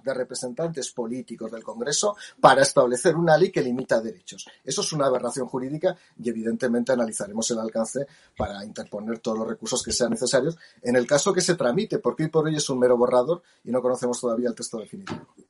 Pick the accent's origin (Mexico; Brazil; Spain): Spain; Jaca, Aragon; yo nací en Jaca